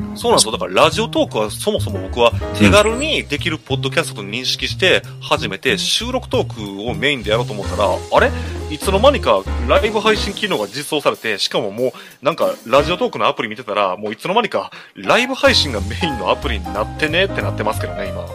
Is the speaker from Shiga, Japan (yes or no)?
yes; Shiga, Japan; also born or lived in Osaka; now in Kobe, Japan; 大阪生まれ、滋賀育ち、神戸在住のサラブレッドの関西人